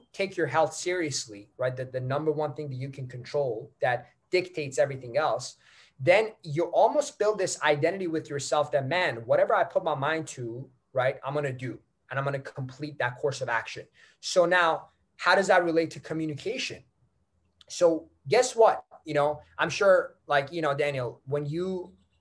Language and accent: English; Iran; first language Persian; English is a second language; now in Canada; I was not born in Canada. I was born in Iran. I speak Farsi. That's my language.